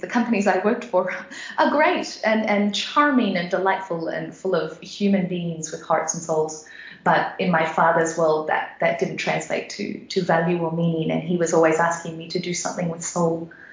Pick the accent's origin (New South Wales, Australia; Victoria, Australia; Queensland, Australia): Queensland, Australia; Sunshine Coast; moved away as an adult; also born or lived in Papua New Guinea; now in Frankfurt, Germany; I grew up in Australia in a very small beach town called the Sunshine Coast